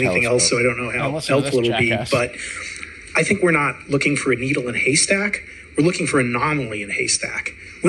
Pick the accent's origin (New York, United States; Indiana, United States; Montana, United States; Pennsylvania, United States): Montana, United States; Well, I'm from Montana